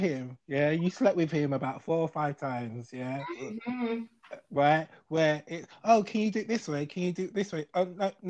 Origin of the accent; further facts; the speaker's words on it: London, United Kingdom; I'm now from South London.